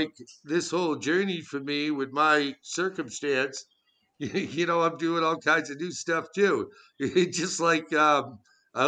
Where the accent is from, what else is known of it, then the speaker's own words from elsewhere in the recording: Beverly, Massachusetts, United States; I live in Beverly, which is my hometown